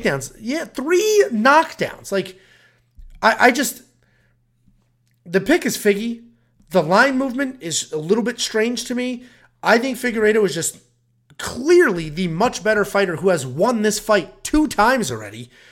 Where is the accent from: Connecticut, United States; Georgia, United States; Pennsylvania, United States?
Connecticut, United States; I'm from Connecticut